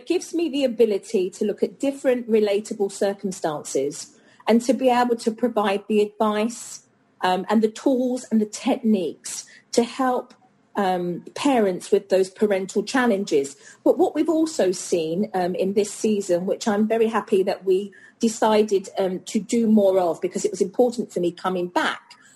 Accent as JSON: {"language": "English", "country": "United Kingdom", "moved": "yes", "lives_now": "United States", "said": "as a Brit"}